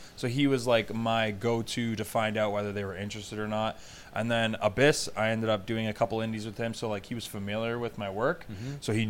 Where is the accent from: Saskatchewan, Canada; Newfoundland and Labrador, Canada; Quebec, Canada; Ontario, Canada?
Ontario, Canada; Hamilton; do not say I'm from Toronto. I'm not from Toronto. I'm from Hamilton, Ontario.